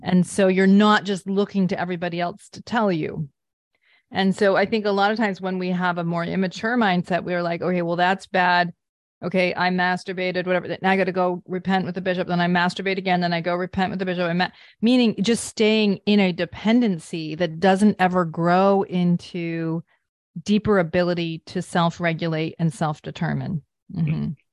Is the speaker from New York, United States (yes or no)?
no; Vermont, United States; I grew up in Vermont